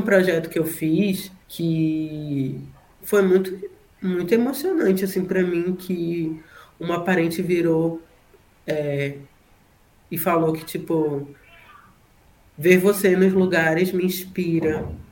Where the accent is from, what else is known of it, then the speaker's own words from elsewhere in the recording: Manaus, North Region, Brazil; accent: northern; moved away; ele tem um sotaque próximo a, ao meu que sou do norte, porque o S ele é ele é chiado